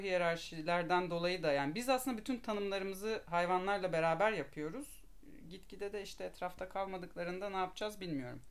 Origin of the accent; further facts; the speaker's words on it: Istanbul, Turkey; İstanbulluyum. İstanbul'da doğdum, büyüdüm.